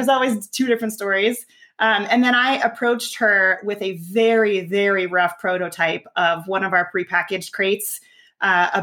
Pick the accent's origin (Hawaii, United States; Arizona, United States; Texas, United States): Arizona, United States; also born or lived in Colorado / Los Angeles; now in Denver, United States; I grew up in Arizona and then moved.